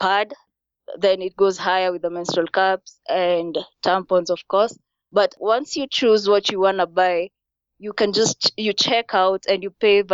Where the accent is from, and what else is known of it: Kenya; moved away